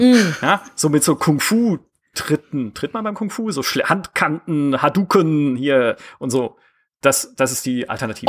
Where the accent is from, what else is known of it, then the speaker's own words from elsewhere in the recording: Germany; ich bin ja auch an, in der Nähe der französischen Grenze aufgewachsen